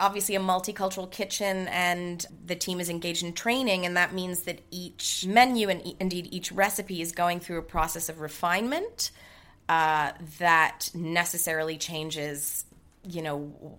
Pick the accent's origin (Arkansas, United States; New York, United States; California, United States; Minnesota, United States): New York, United States; accent: American; I'm half Greek, half German, but I grew up in New York, hence the American accent.